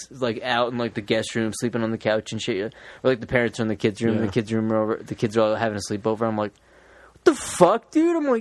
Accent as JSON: {"language": "English", "country": "United States", "said": "we're American"}